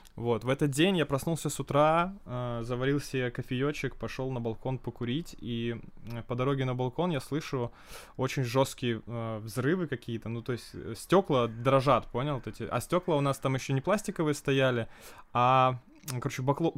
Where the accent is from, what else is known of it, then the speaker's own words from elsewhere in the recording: Ukraine; now in Murmansk, Russia; я украинец, да, и я хочу спеть на украинском